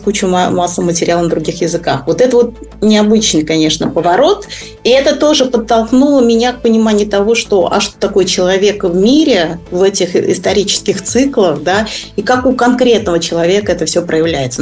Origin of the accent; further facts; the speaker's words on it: Kazan, Tatarstan, Russia; moved away as an adult; also born or lived in Japan; я сама из Казани